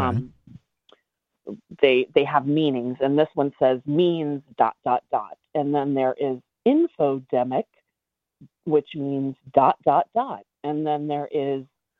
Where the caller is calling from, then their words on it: Delaware, United States; I'm calling from Delaware